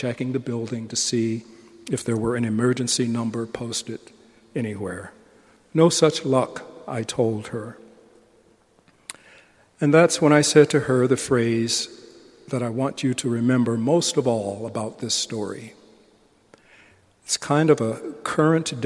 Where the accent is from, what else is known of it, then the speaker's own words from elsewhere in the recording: United States; I'm still an American